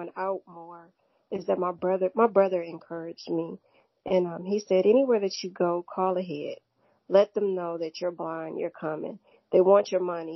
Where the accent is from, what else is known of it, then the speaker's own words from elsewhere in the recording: Cleveland, Ohio, United States; moved away; also born or lived in St. Louis, Missouri; I was raised in Cleveland, Ohio